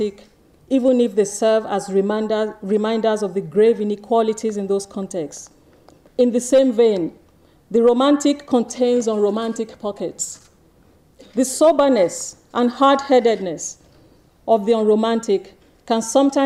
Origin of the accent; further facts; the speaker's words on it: Nigeria; moved away; also born or lived in East Dulwich, London, United Kingdom; I was born in East Dulwich, London, to Nigerian students. I was sent to Nigeria at the age of 20 months and raised by my grandmother